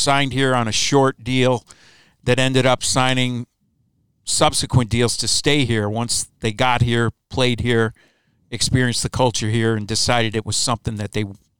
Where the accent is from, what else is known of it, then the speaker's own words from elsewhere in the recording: Lansing, Michigan, United States; I was born in Lansing and caught the bug there as a little shaver.